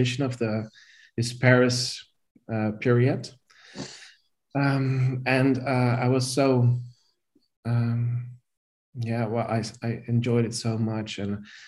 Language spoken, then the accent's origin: English; near Rotterdam, South Holland, Netherlands; moved away as an adult; now in Amsterdam, Netherlands; I was born in Rotterdam. In the Netherlands. And I grew up in a small town near Rotterdam, I think 10 minutes from Rotterdam.